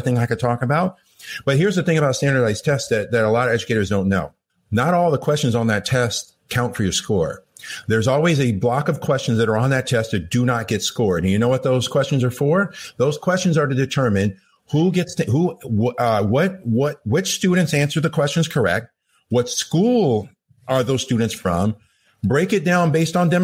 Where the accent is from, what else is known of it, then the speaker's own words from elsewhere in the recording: Los Angeles, California, United States; first language English; I grew up in Los Angeles